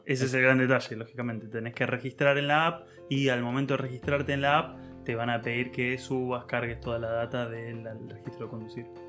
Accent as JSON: {"language": "Spanish", "country": "Argentina", "moved": "as an adult", "lives_now": "Germany", "said": "como argentino"}